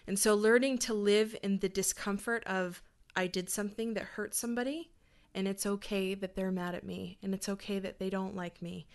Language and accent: English; Hanna, Alberta, Canada; also born or lived in Calgary; I grew up in Hannah